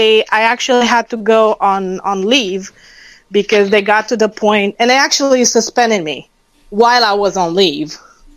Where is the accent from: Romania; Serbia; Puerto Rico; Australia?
Romania; now in Los Angeles, United States